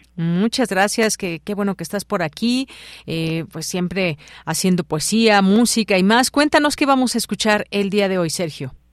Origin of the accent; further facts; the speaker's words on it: Mexico; nos hace muy mexicanos